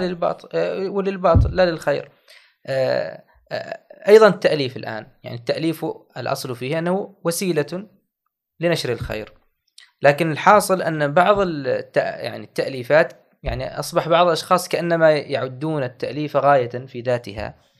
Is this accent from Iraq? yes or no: no; Oman; بلدنا عمان